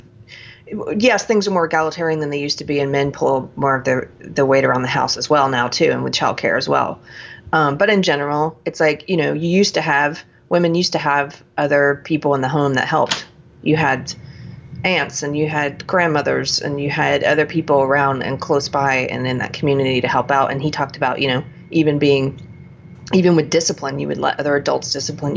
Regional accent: the South, United States; growing up in the South

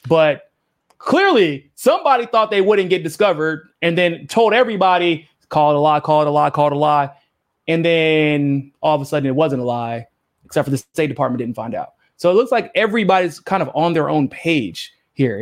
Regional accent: United States; as an American

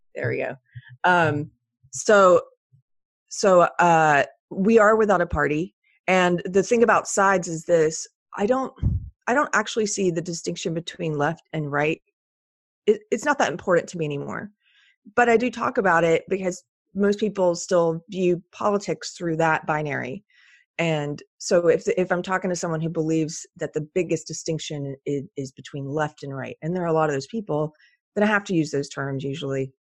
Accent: Texas, United States; my rights as a Texan

